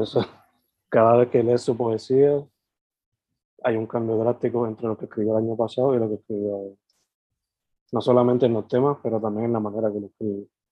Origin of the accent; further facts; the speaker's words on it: Puerto Rico; nuestra identidad como puertorriqueños